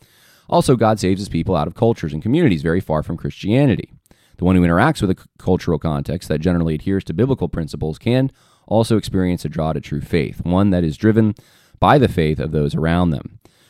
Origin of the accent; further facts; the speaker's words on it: Northeast, United States; Growing up in the Northeast, I've often heard conversations about our part of the country as being hard soil when it comes to evangelism, outreach, and discipleship.